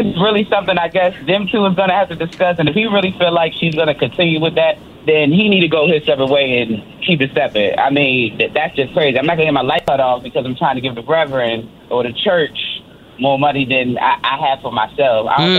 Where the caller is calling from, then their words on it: United States; I'm calling from Montgomery County.